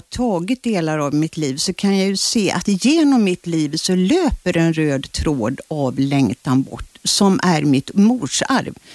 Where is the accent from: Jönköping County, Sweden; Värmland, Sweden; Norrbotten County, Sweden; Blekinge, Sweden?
Blekinge, Sweden; Kyrkö, Karlskrona archipelago; moved away; den skärgårdsö där jag är född